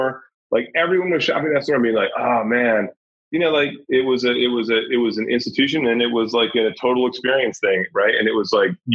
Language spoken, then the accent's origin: English; Virginia, United States; moved away; also born or lived in New York City; I grew up in Virginia, but like, New York is my home.